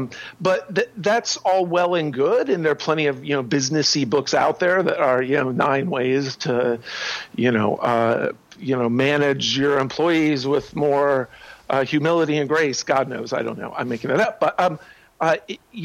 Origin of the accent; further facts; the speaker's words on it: Ohio, United States; moved away; also born or lived in Paris / Cambridge / New York / San Francisco; I grew up in Ohio